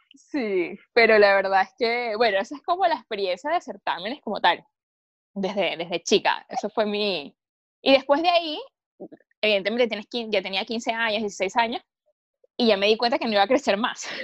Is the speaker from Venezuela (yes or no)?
yes; Caracas, Capital District, Venezuela; moved away as an adult; also born or lived in Viña del Mar, Chile; now in Chile; no soy nacida e, y, criada, digamos, en Caracas